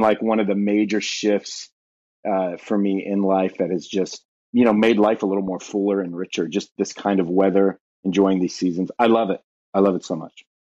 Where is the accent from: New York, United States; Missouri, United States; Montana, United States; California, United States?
California, United States; Southern; moved away as an adult; now in Ashland, Ohio, United States; born and raised in Southern California